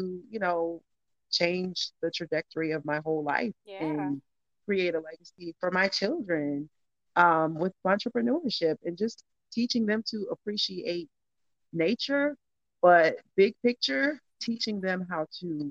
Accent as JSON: {"language": "English", "region": "Florida", "country": "United States", "tie": "born or raised there", "also_born_or_lived": "Orlando", "moved": "yes", "said": "being in Florida, having graduated from high school there"}